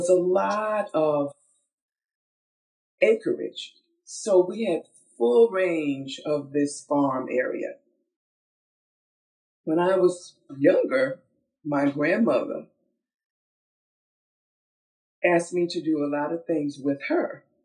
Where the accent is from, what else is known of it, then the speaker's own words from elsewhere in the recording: Georgia, United States; I was born from the Georgia red clay, born into an agrarian family